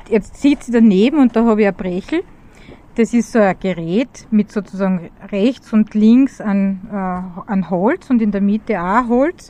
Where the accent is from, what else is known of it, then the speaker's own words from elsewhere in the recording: Styria, Austria; aus meiner Heimat in der grünen Steiermark.